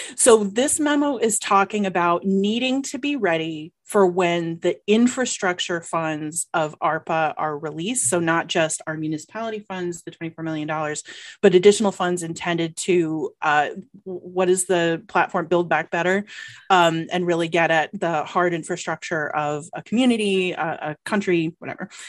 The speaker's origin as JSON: {"language": "English", "region": "Georgia", "country": "United States", "moved": "yes", "lives_now": "Ann Arbor, United States", "said": "I am from Georgia"}